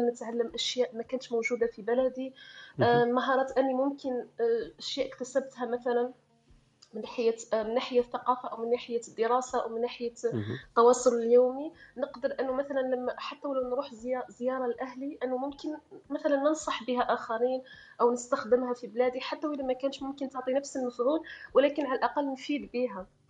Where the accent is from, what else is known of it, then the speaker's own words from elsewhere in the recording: Algeria; moved away; انا كجزائريه